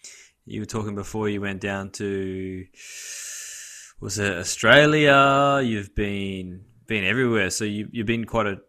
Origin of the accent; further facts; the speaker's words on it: Canada; today I'm with my fellow Canadian brother, Mr. Greg Biggs.